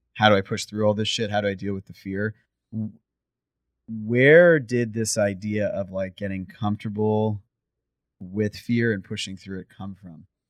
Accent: Canada; I'm from Canada

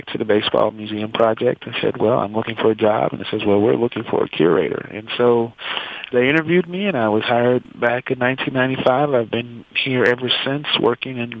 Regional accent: East St. Louis, United States; moved away; I am from St. Louis, East St. Louis Senior High School, class of 87

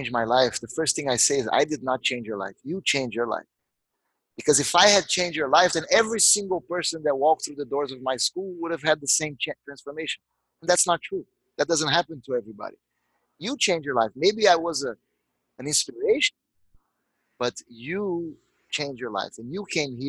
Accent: Rio de Janeiro, Brazil; moved away; I grew up in Jardim Botânico, the botanical garden of Rio de Janeiro

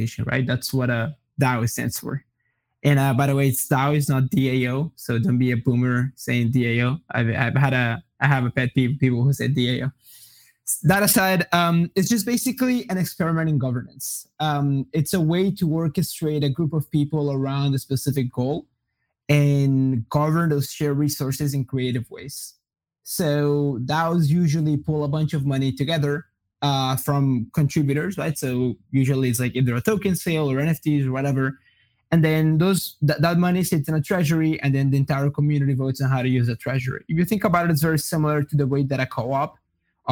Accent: Brazil; English is a second language; also born or lived in Colombia / Iowa, United States; now in Austin, United States; I am originally from Colombia. When I was relatively young, like when I was 8 or 9, I moved to Brazil. I grew up in Brazil, so I grew up like speaking Portuguese and Spanish.

